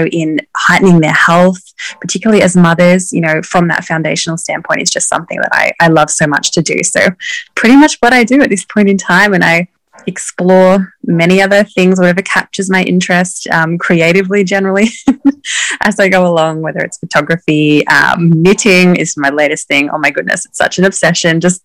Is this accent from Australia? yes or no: yes; Australia; now in Maine, United States; I am from Australia, but I actually live in the USA, up in far northern Maine